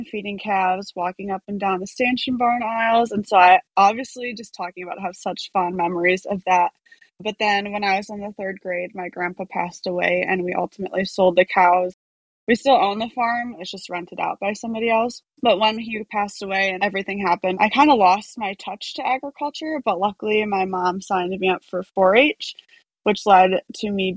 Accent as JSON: {"language": "English", "town": "Sauk Prairie", "region": "Wisconsin", "country": "United States", "tie": "born or raised there", "said": "I grew up in Sauk Prairie, Wisconsin, or Sauk City is"}